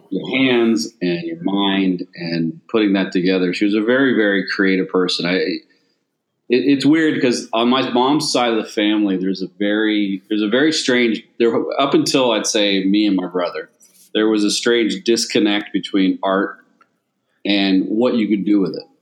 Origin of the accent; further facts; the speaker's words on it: Altadena, California, United States; also born or lived in Pasadena, United States / Mission Viejo, United States / England, United Kingdom; now in Long Beach, United States; I grew up in several different places over my life. I was born in Pasadena. I grew up in Altadena, Orange County, down in Mission Viejo, and then moved to Long Beach to go to college.